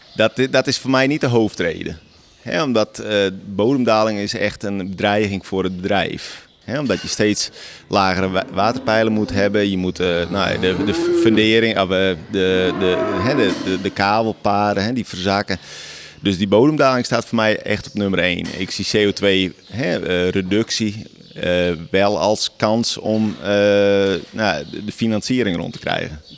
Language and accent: Dutch; Friesland, Netherlands; ben hier geboren. Ik slaap nu op precies dezelfde plek als waar ik ben geboren